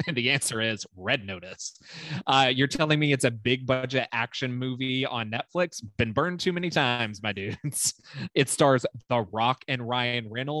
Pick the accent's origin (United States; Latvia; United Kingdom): United Kingdom; do a British accent, do a British accent. And I would be like, it's me, I'm a British.